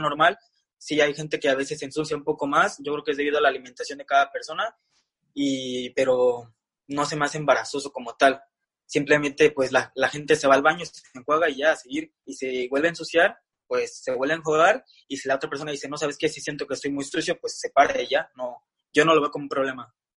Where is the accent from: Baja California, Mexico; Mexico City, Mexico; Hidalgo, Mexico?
Mexico City, Mexico; Soy de Ciudad de México.